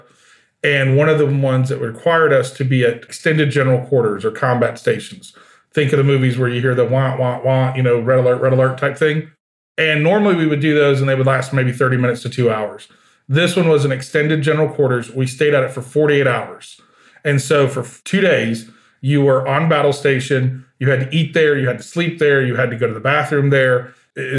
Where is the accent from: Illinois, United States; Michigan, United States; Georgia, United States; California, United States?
Georgia, United States; moved away as an adult; I grew up in Georgia.